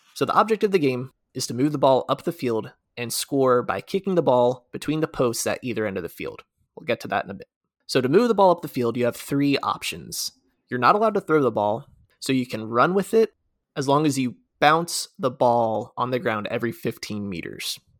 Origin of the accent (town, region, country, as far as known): United States